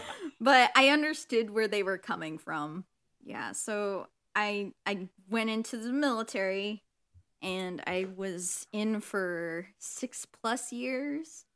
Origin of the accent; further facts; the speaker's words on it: Illinois, United States; moved away; also born or lived in Michigan; I grew up in, uh, Illinois and, you know, had a fun time there, but then, you know, fun parent divorce time